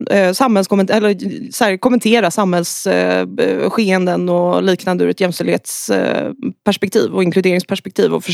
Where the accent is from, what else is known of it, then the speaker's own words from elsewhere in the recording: Saltsjöbaden, Stockholm County, Sweden; jag är från Stockholm. Sen har jag flyttat runt en del. Jag växte upp i eh, Saltsjöbaden som ligger utanför, utanför Stockholm.